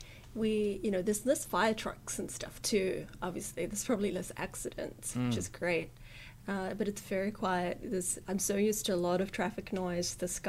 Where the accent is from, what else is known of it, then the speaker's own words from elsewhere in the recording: New Zealand; also born or lived in Japan; So you know, they listen to my accent. And then if I say Japan, they're like, what? No, what? What? And I say New Zealand.